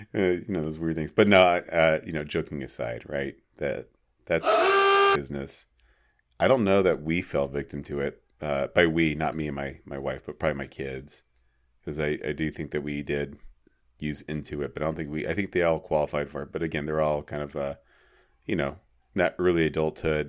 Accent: small town Arizona, United States; Apache Junction or my hometown or any small town Arizona

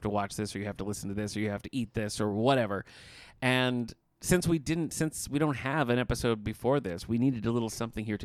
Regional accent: Battle Creek, Michigan, United States; I'm from Battle Creek, Michigan

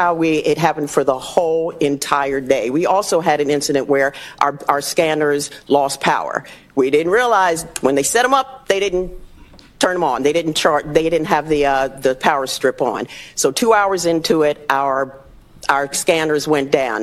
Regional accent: Goodyear, Arizona, United States; I'm from Goodyear

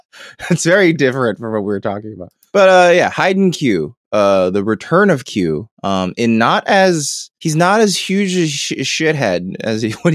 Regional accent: Southern United States, United States; accent: southern; And I'm gonna just speak on the mic like in my southern accent without worrying anymore.

